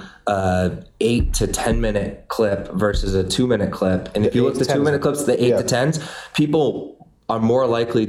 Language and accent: English; Boston, Massachusetts, United States; moved away as an adult; also born or lived in Los Angeles; I'm from Boston, but I went out